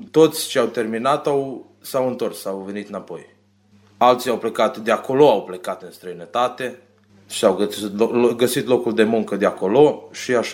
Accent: Romania; iubirea de românism, că eu sunt român și asta îmi place să fac

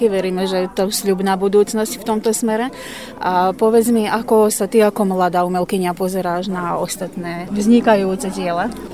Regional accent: Hložany, Vojvodina, Serbia; ja som z Ložian.

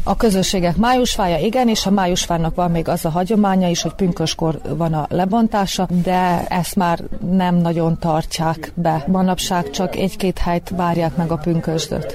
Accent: the Part, Vojvodina, Serbia; moved away; én valójában már nem itt lakom a parton, de ide valósi születésű vagyok

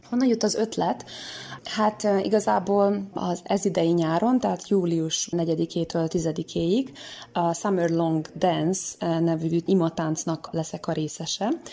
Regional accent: Senta, Vojvodina, Serbia; zentai születésű vagyok

